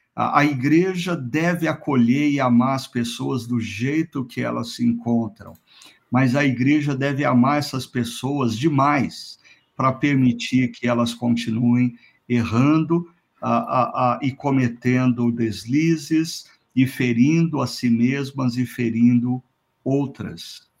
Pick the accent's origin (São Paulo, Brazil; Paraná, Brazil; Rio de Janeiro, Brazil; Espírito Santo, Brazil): Paraná, Brazil; Londrina; Londrina, minha terra natal